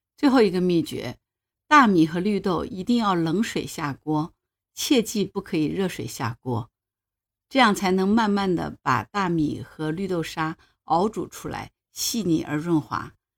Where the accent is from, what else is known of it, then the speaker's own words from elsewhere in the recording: Hangzhou, Zhejiang, China; 我是杭州人 我们小时候早上起来喝粥，吃片儿川，就是我们本地的一种面条了